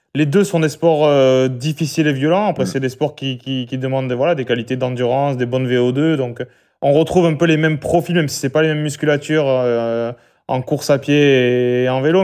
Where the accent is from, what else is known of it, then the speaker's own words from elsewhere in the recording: Albi, Occitania, France; je suis né à Albi et j'ai grandi à Albi